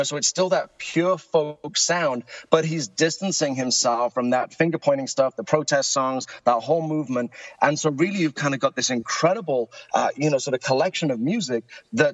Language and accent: English; United Kingdom; now in Egg Harbor, United States; my voice gives it away that I'm not originally from South Jersey. I'm originally from the UK